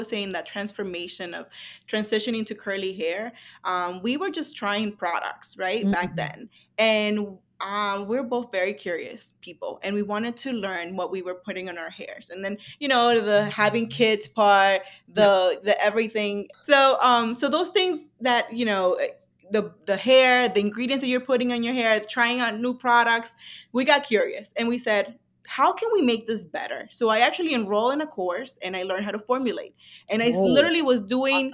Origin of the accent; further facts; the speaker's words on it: San José de Ocoa, Dominican Republic; English is a second language; now in United States; we were from Dominican Republic